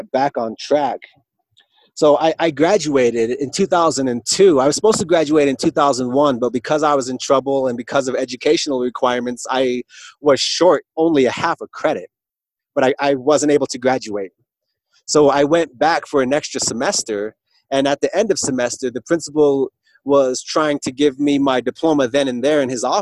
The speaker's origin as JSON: {"language": "English", "town": "Alliance", "region": "Nebraska", "country": "United States", "tie": "born or raised there", "said": "here in Alliance, in my hometown."}